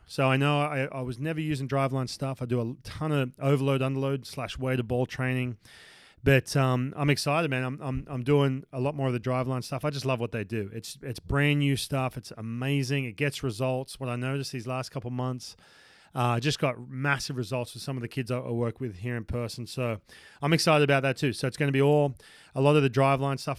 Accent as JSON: {"language": "English", "town": "Newcastle", "region": "New South Wales", "country": "Australia", "tie": "born or raised there", "moved": "yes", "said": "my hometown uh, up in Newcastle"}